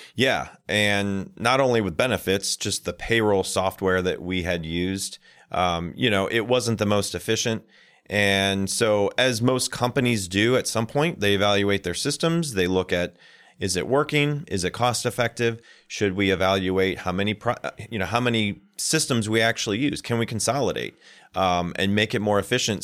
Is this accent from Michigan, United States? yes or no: yes; Michigan, United States; I worked at a lot of golf courses growing up in Michigan